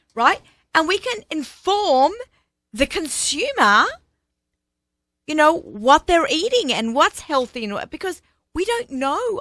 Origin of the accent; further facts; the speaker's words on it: Australia; accent: Aussie; now in New York, United States; I'm Australian